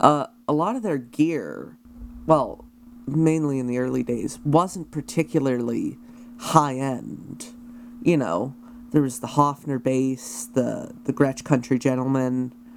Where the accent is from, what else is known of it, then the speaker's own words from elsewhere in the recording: Canada; as a Canadian who likes to partake in cross border activities.